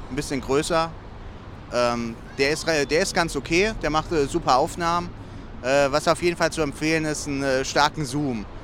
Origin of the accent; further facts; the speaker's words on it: Dreieich, Hesse, Germany; wir kommen alle aus Dreieich. Das ist so 10 Kilometer ungefähr weg.